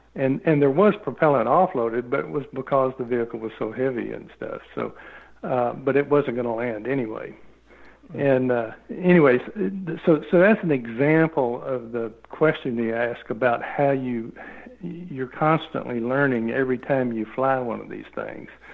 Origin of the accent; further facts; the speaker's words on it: Arkansas, United States; I grew up in Arkansas